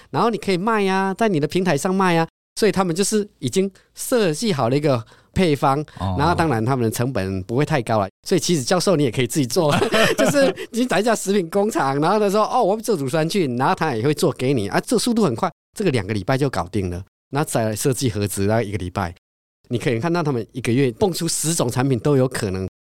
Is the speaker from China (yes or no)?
no; Taiwan; 我们都是台湾人